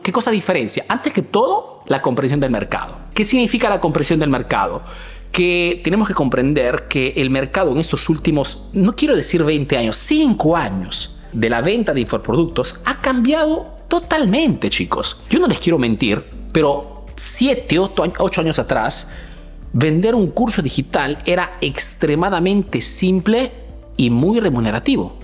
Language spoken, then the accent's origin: Spanish; Peru; now in Milan, Italy